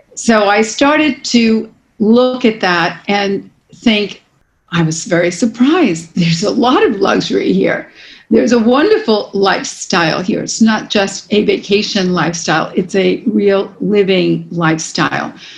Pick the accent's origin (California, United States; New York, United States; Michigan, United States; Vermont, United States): New York, United States; New York City; I'm born and raised in New York City